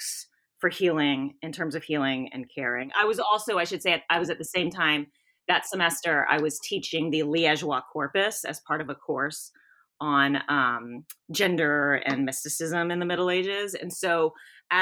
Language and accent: English; South Louisiana, United States; moved away as an adult; now in Knoxville, United States; I'm from South Louisiana